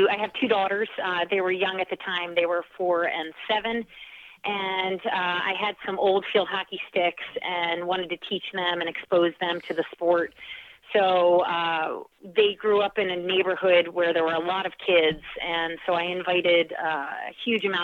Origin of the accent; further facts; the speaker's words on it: Oxford, Pennsylvania, United States; moved away as an adult; now in Cape Cod, United States; I come from a very small town in Pennsylvania called Oxford, Pennsylvania. There were two traffic lights in my town growing up